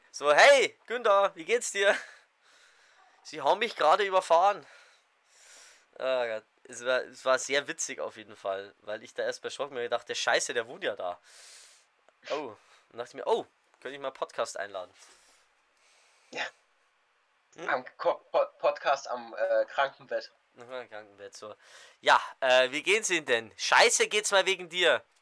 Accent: Saxony, Germany; Aus Sachsen.

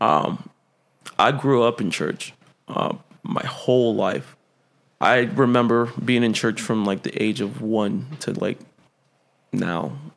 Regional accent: Central Valley, California, United States; moved away; I am from the Central Valley

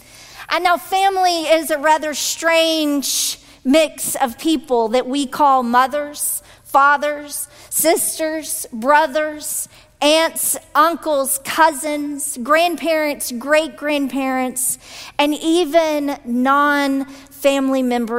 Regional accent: the South, United States; accent: Southern; thank you all for sticking with me through that and my rather southern accent that goes with it.

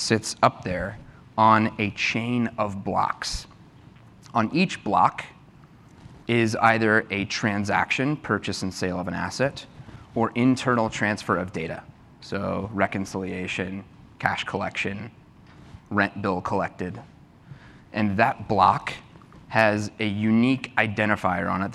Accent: Texas, United States; moved away; I'm from Texas

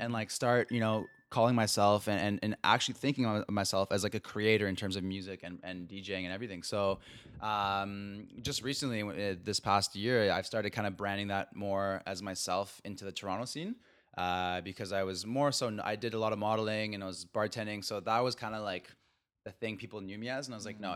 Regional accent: Mexico; I'm from Mexico

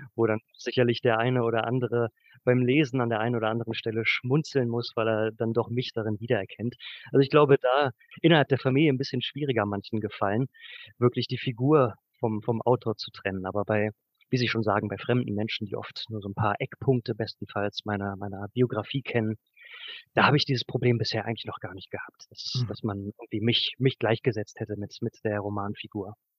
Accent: Braunschweig, Lower Saxony, Germany; moved away as an adult; also born or lived in Göttingen; now in Leipzig, Germany; ich habe 2008 also, mein Abitur in Braunschweig gemacht

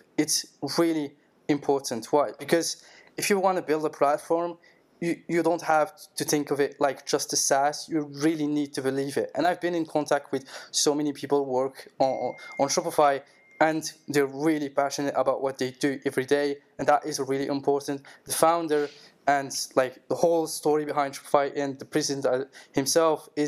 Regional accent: Morocco; moved away as an adult; now in France; I'm from Morocco, and in just after the COVID hit in the world, I came to France.

